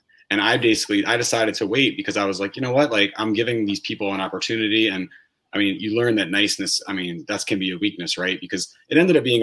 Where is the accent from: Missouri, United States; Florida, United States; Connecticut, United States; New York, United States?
Connecticut, United States; Hartford; moved away as an adult; also born or lived in Boston; I grew up in Hartford, Connecticut, and I moved to Boston in 2004